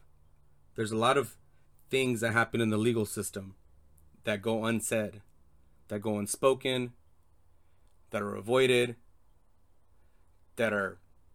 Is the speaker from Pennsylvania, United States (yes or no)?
no; Torrance, California, United States; born there; I'm a 36-year-old gay Latino male. I was born in Torrance Memorial Hospital in California